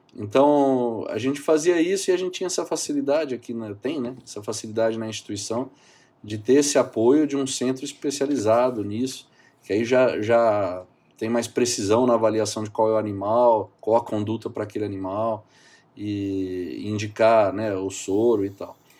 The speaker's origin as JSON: {"language": "Portuguese", "town": "São José do Rio Preto", "region": "São Paulo", "country": "Brazil", "tie": "born or raised there", "said": "Eu sou daqui de São José do Rio Preto, no interior de São Paulo, e fiz faculdade aqui, fiz toda a minha formação aqui"}